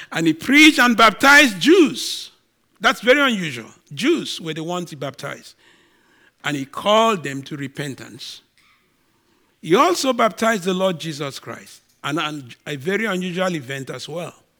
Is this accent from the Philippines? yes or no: no; Nigeria; now in Canada; I'm a Nigerian